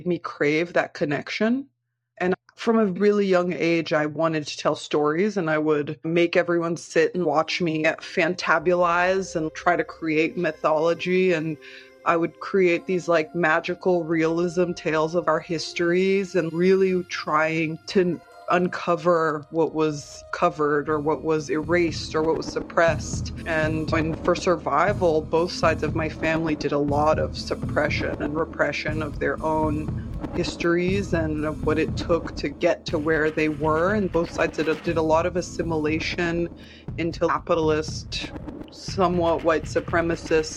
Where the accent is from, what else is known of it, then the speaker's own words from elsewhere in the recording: Brazil; I was born in Pindorama, which is currently called Brazil